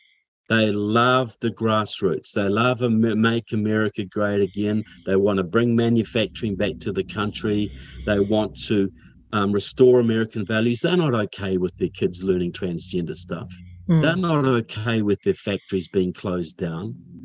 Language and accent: English; Kaiapoi, Canterbury, New Zealand; now in Florida, United States; I grew up in Kaiapoi. Norman Kirk was our mayor once, you know.